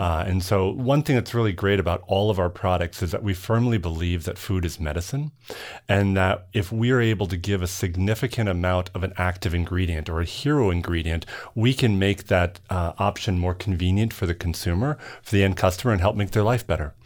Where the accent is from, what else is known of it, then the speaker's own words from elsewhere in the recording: Minnesota, United States; also born or lived in New Jersey; I grew up in Minnesota, although originally born in Jersey